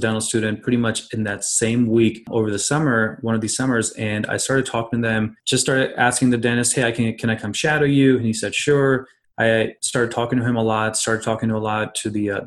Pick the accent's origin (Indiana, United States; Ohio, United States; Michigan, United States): Ohio, United States; Columbus; now in Cincinnati, United States; I'm originally from Columbus, Ohio, but I practice in Cincinnati now.